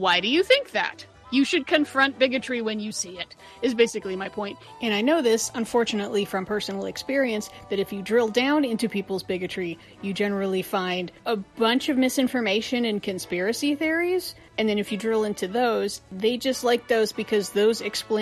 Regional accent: United States; as an American Jewish person

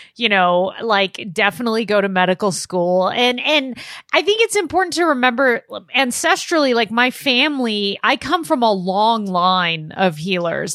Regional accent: Los Angeles, California, United States; I was born in Los Angeles, uh, born and raised in Southern California.

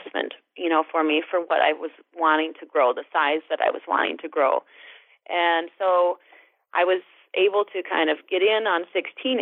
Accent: Alma, Wisconsin, United States; I was raised just upriver in Alma, Wisconsin, and I was an only child and grew up on a dairy farm there

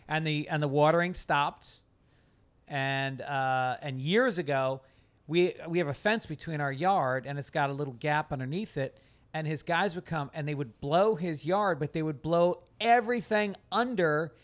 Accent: New York, United States; also born or lived in Venice, Los Angeles; now in Los Angeles, United States; I'm from New York

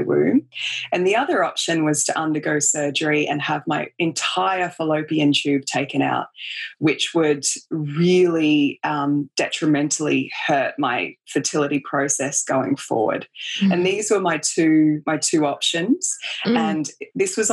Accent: Australia; I grew up in Australia. I grew up, you know, on the beach basically and making cubby houses in the bush.

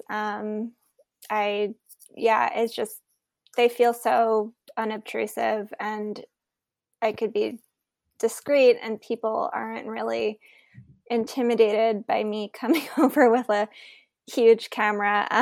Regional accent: New York City, New York, United States; I grew up in New York City, so as a high school student, I experienced nine eleven

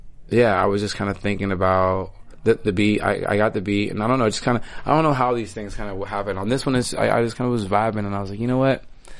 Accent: Malibu, California, United States; also born or lived in Austin, Texas / New York / Hollywood; I was raised in Malibu and I've traveled around

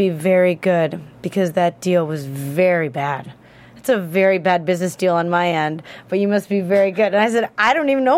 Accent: Chicago, Illinois, United States; moved away; also born or lived in New York; I'm like from Chicago

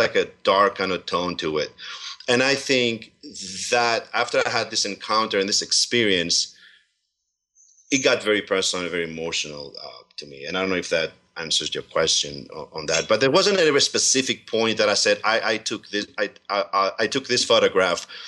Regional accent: Servia, Kozani, Western Macedonia, Greece; now in Pennsylvania, United States; I was born there

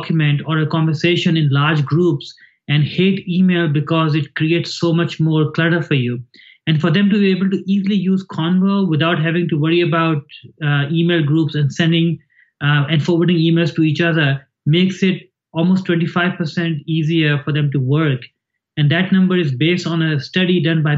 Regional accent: Pakistan; moved away as an adult; now in United States; I grew up in Pakistan. I came here when I was 19 and I've been here for almost 30 years

